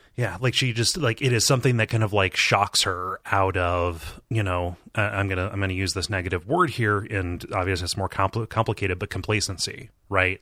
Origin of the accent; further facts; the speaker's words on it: Midwest, United States; growing up in the Midwest